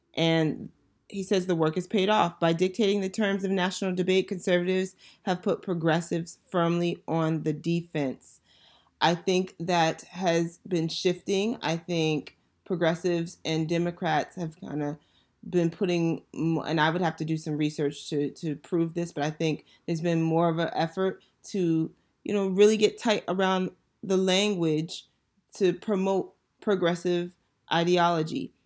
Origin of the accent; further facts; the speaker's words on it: Northern Virginia, United States; moved away as an adult; now in Washington, D.C., United States; I grew up in Northern Virginia and I currently live in D C